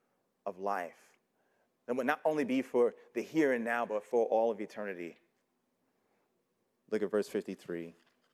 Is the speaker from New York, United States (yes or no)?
yes; New York City, New York, United States; I grew up in New York City